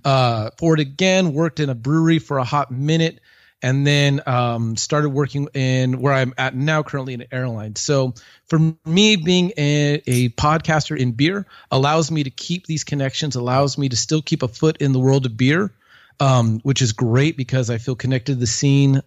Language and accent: English; Long Beach, California, United States; moved away as an adult; also born or lived in Jingzhou, China / Germany; now in Fort Worth, United States; I'm originally from California, uh, Southern California. I grew up in the Long Beach area.